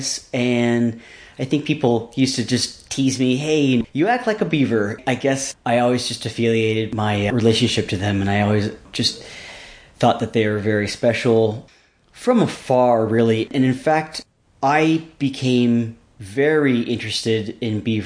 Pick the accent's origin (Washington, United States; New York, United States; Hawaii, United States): Washington, United States; Seattle; also born or lived in Los Angeles, California / Alaska / Minnesota / north of San Francisco, California; now in Youngsville, United States; I was actually born in the LA region, and as a very young kid, I moved to Seattle, where I was raised for the most part, and a little bit in Alaska and also in Minnesota.